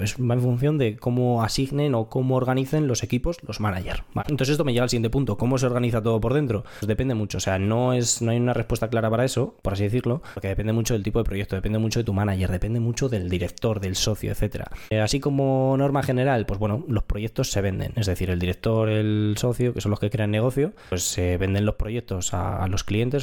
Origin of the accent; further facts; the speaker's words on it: Madrid, Community of Madrid, Spain; tengo 26 años, soy ingeniero y soy de Madrid.